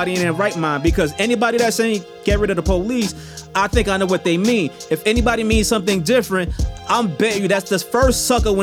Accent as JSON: {"language": "English", "town": "New York City", "region": "New York", "country": "United States", "said": "I'm from Southside Jamaica, Queens"}